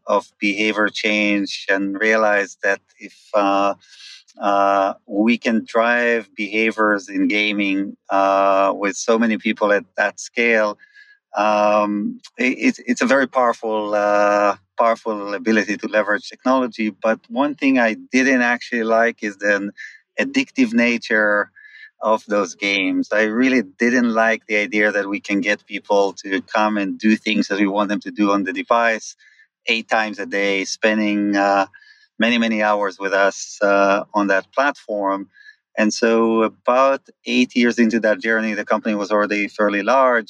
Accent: Israel; moved away as an adult; I grew up in Israel, moved here about 21 years ago with my previous company

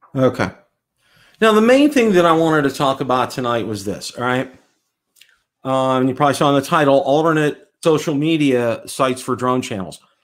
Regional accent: Pittsburgh, Pennsylvania, United States; now in Tampa, United States; I am from Pittsburgh.

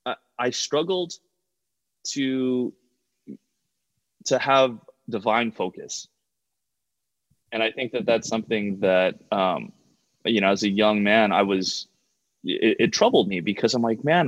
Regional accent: Hawaii, United States; moved away as an adult; also born or lived in California; I played roller hockey growing up in Hawaii

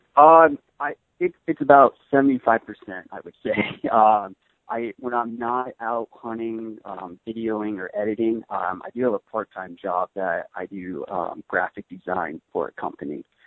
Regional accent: Arizona, United States; I grew up in Arizona

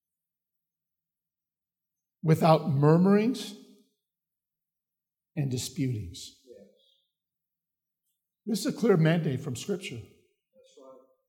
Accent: Chicago, Illinois, United States; moved away; I'm from Chicago. We don't have mountains in Chicago.

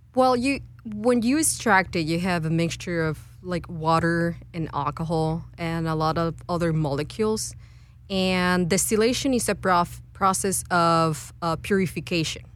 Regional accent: Guadalajara, Jalisco, Mexico; moved away as an adult; now in United States; I'm originally from Guadalajara, Mexico, and came to United States to st- uh, uh, to study a PhD in chemistry.

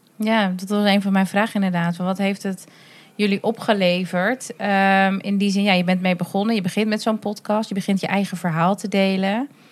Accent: Drenthe, Netherlands; Ik ben zelf opgegroeid in Drenthe.

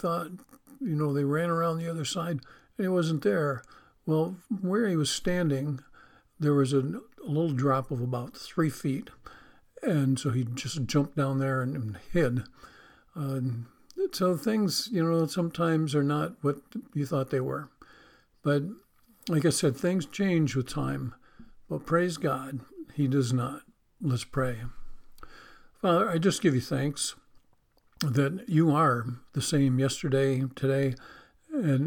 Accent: Western New York, United States; I grew up on Route 20 in Western New York.

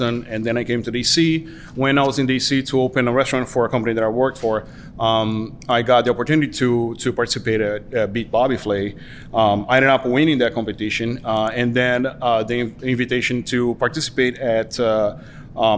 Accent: Brazil; moved away as an adult; I was born and raised in Brazil

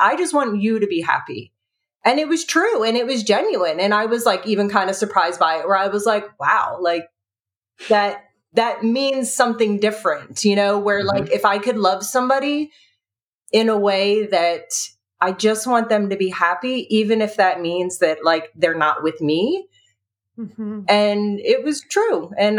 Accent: New Jersey, United States; I was originally from New Jersey, even though I moved around a lot, came back home.

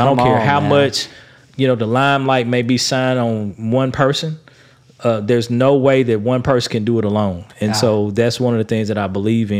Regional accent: West Memphis, Arkansas, United States; I'm actually from Crittenden County. I was born and raised in West Memphis. And so I've always had chances to move away, go to different places. But for whatever reason, we've always stayed here.

